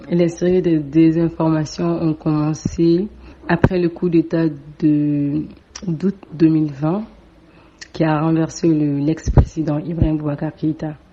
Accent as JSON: {"language": "French", "country": "Mali", "lives_now": "Dakar, Senegal", "said": "je suis étudiante à Dakar, je suis malienne."}